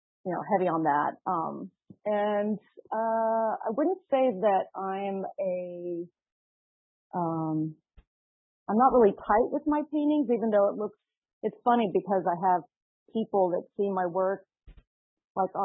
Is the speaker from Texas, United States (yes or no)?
yes; Dallas, Texas, United States; growing up in Texas, I grew up in Dallas